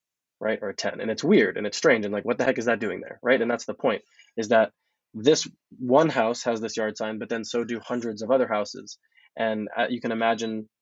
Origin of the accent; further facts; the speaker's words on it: Hollywood, Florida, United States; we'll be moving into Broward County, which is where I'm from originally. I'm from Hollywood, Florida, which is about 30 minutes north here of Miami-Dade.